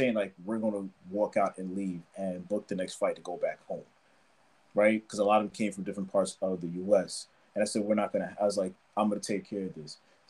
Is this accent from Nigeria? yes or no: yes; Nigeria; especially because I'm Nigerian, especially because I'm Black